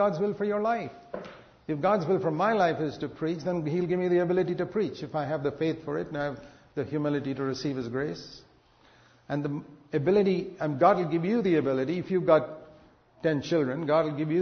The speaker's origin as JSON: {"language": "English", "country": "India", "said": "I come from India"}